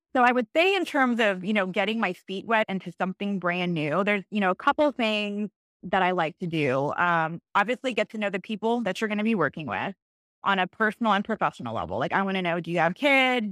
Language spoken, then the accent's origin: English; Cypress, Texas, United States; I grew up in Cyprus, Cyprus, Texas, just, you know, Northwest Houston